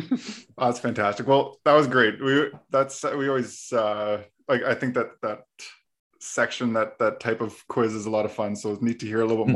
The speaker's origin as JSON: {"language": "English", "country": "Canada", "said": "we're actually both from Canada."}